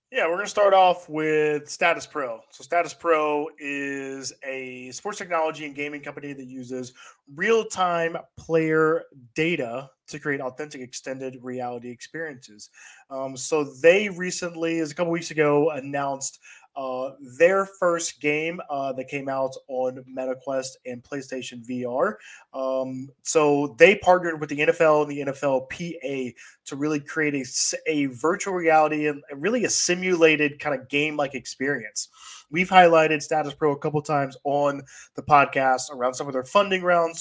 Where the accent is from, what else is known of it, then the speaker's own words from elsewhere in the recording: Atlanta, Georgia, United States; the Michael Vick experience that we obviously had growing up in Atlanta